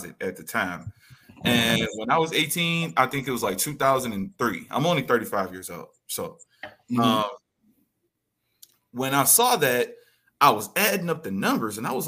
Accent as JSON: {"language": "English", "town": "Detroit", "region": "Michigan", "country": "United States", "tie": "born or raised there", "said": "Originally, I am from Detroit, Michigan"}